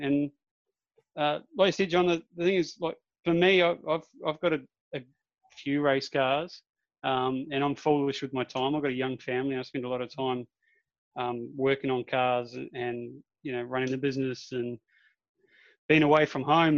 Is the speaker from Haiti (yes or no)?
no; Darwin, Northern Territory, Australia; I am from Darwin